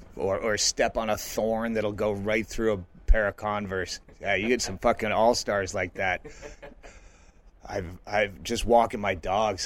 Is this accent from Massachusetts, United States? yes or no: yes; Massachusetts, United States; moved away as an adult; also born or lived in western US; now in Bisbee, United States; I grew up in Massachusetts, but I left as soon as I, I was able